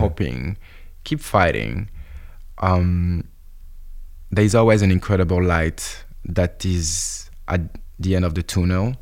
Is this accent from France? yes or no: yes; France; I'm French.